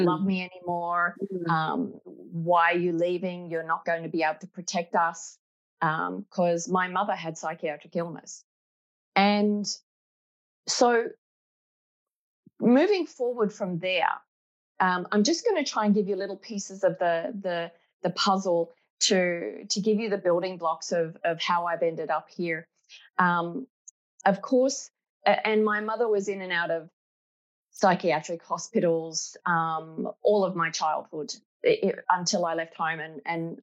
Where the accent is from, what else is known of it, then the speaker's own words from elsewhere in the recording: Australia; I was born in Australia